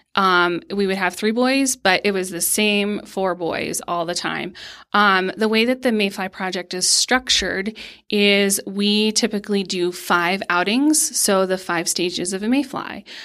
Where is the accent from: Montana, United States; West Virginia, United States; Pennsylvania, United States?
Pennsylvania, United States; moved away as an adult; now in Colorado, United States; I am originally from Pennsylvania, um, and grew up spin fishing. Um, and then when I moved to Colorado